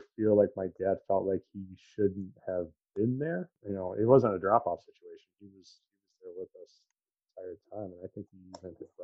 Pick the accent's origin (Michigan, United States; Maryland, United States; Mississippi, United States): Michigan, United States; Chelsea; also born or lived in Ann Arbor, Michigan / Gregory, Michigan; I was raised in Chelsea, Michigan